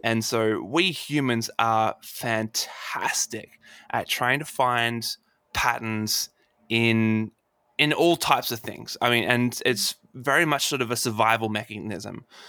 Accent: Adelaide, South Australia, Australia; my hometown. Uh, oh. In, uh, here in Adelaide

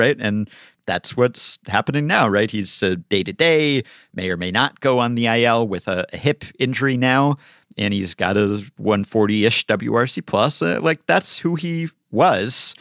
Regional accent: New York, United States; I'm a New Yorker

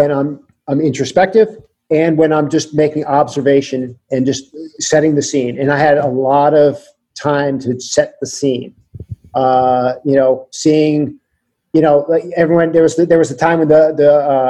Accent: Connecticut, United States; now in California, United States; I grew up in Connecticut

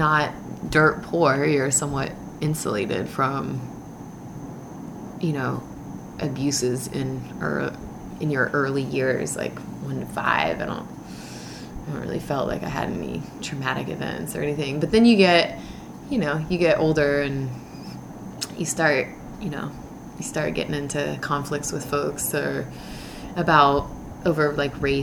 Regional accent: Philadelphia, Pennsylvania, United States; also born or lived in Birmingham, Alabama / Tennessee / Minnesota / Indiana; growing up in Philly

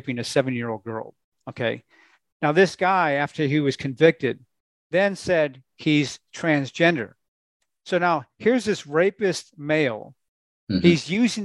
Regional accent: Minnesota, United States; I grew up in Minnesota

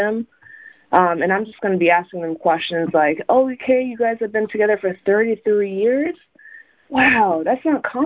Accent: The Colony, Texas, United States; also born or lived in Tehran, Iran; I was actually born in Tehran, Iran. My family and I moved to the Dallas area in 1999. I was raised in a colony

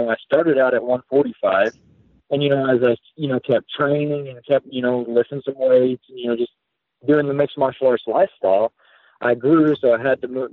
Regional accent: United States; I was born and raised in America, but man, I feel like I grew up in two different worlds

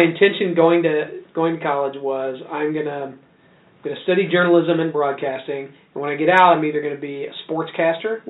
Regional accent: Tipton, Indiana, United States; I grew up in a little town called Tipton

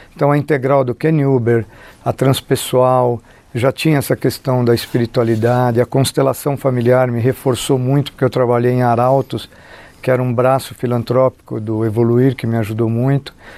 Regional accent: São Paulo, Brazil; eu fui criado, eu nasci na Vila Nova Conceição, fui criado no aeroporto de Congonhas

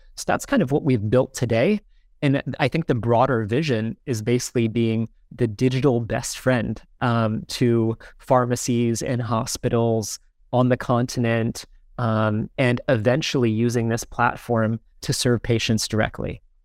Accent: Sparta, New Jersey, United States; moved away as an adult; also born or lived in Ghana; now in Lagos, Nigeria; I'm from a small town in New Jersey called Smar-, Sparta, New Jersey

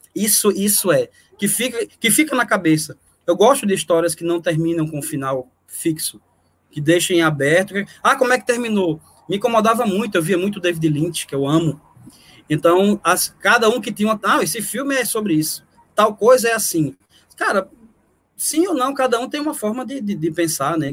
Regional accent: Northeast Brazil, Brazil; Eu, como nordestino

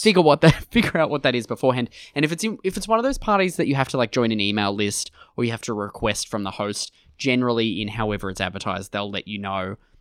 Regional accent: Australia

